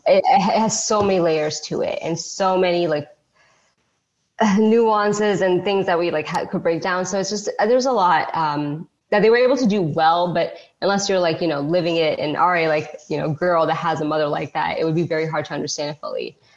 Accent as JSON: {"language": "English", "country": "United States", "tie": "born or raised there", "also_born_or_lived": "Pakistan", "said": "I grew up in that tri-state oh, area"}